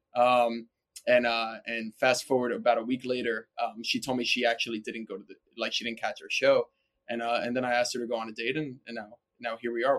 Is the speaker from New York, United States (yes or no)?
yes; New York, United States; I'm born and raised in New York